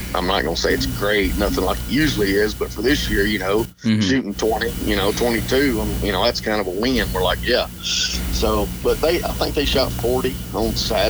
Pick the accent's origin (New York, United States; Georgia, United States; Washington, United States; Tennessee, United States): Tennessee, United States; Nashville; Nashville's my kind of my hometown